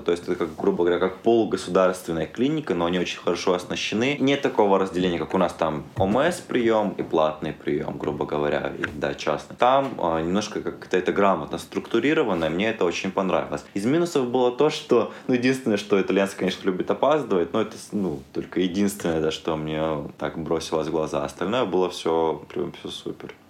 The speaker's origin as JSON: {"language": "Russian", "region": "Abkhazia", "country": "Georgia", "tie": "born or raised there", "also_born_or_lived": "Perm, Russia", "moved": "yes", "said": "сам родом из Абхазии"}